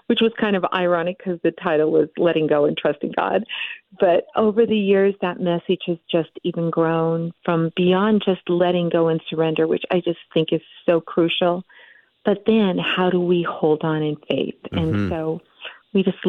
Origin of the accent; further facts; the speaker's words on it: Montana, United States; from Montana. I live in the beautiful Big Sky State and was born and raised here.